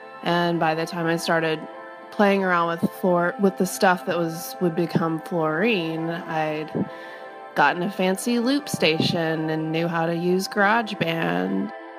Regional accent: the South, United States; It's almost the antithesis, I would say, growing up in the South compared to New York City.

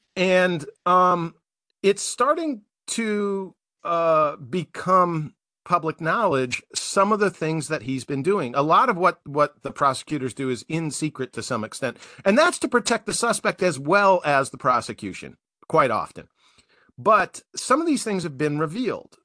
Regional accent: United States; as an American taxpayer

